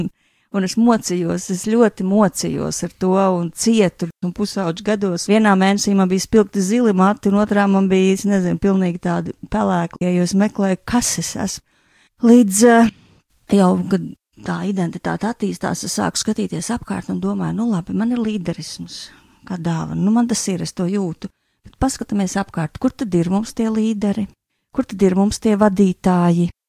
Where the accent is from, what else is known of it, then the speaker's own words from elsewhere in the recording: Latvia; Es esmu dzimusi Latvijā